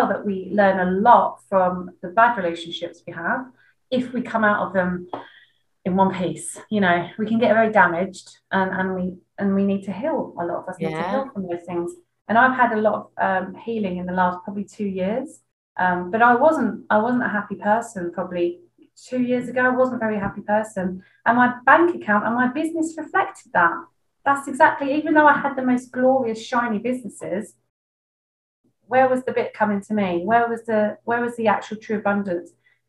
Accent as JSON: {"language": "English", "region": "East of England", "country": "United Kingdom", "said": "Yeah, I am a bit of a swear. I come from"}